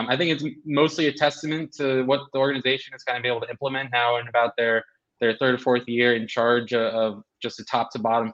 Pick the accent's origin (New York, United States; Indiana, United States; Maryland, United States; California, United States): Maryland, United States; also born or lived in St. Louis; I'm from the area. I'm from Maryland, so it was a good chance to come home